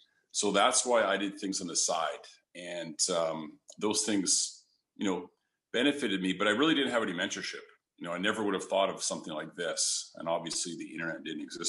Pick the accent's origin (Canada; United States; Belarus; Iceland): Canada; I'm from Canada, so it was delivering newspapers when there was snow on the ground